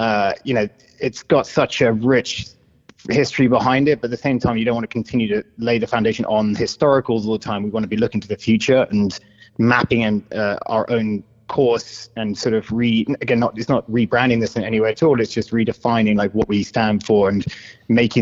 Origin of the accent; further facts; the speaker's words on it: United Kingdom; accent: British; moved away; I'm British